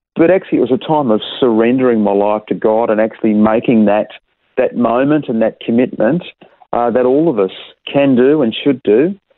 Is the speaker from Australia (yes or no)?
yes; Perth, Western Australia, Australia; also born or lived in Wewak, Papua New Guinea; while we were growing up in Perth